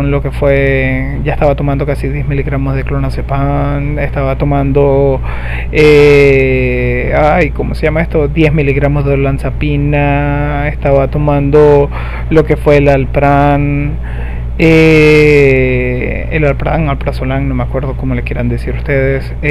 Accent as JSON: {"language": "Spanish", "country": "Venezuela", "said": "Yo soy de Venezuela y aquí ya de por sí es un lujo enfermarse"}